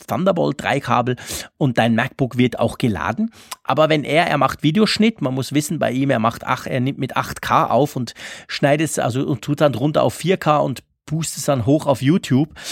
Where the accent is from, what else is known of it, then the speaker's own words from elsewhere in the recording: Switzerland; wir Schweizer